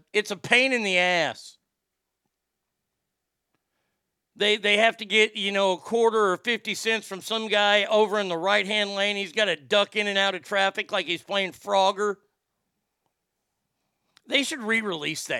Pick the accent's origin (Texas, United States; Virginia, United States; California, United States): Texas, United States; Garland; Garland, my hometown